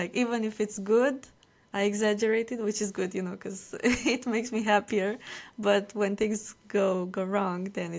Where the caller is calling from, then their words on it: Romania; I'm calling from Romania.